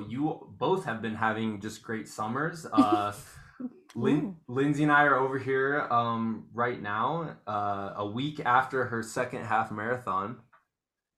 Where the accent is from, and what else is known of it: Muscatine, Iowa, United States; moved away